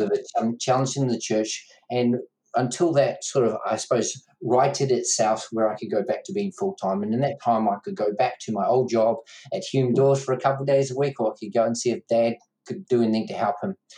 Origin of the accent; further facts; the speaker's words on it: New Zealand; Dad started pastoring mum and dad two months before I was born in New Zealand, so brought up in a uh, family where mum and dad pastored